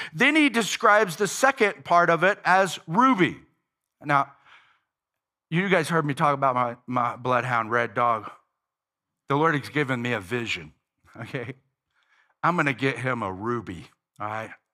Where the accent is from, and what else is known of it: United States